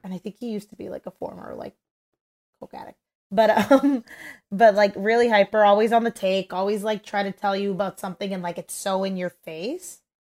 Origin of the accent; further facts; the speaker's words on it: Toronto, Ontario, Canada; we're all from Toronto